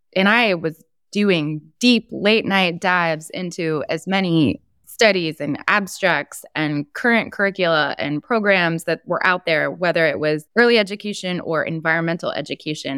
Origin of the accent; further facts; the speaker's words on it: New Jersey, United States; my home state of New Jersey